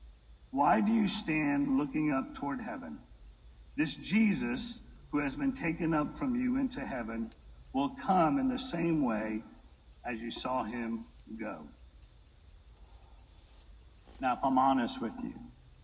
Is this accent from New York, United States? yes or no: yes; Brooklyn, New York, United States; now in Texas, United States; I'm from Brooklyn